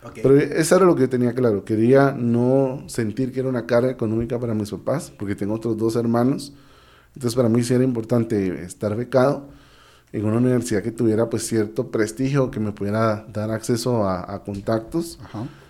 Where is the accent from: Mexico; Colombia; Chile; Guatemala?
Guatemala; yo estudié becado en diversificado, yo estudié becado en el Colegio Americano de Guatemala